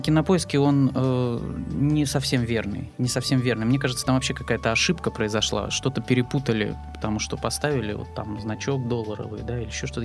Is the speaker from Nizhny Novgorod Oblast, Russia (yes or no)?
no; Novokuznetsk, Kemerovo Oblast, Russia; moved away as an adult; now in Saint Petersburg, Russia; У меня была изначально моя театральная студия в родном городе, откуда я приехал в Петербург. А, в городе Новокузнецке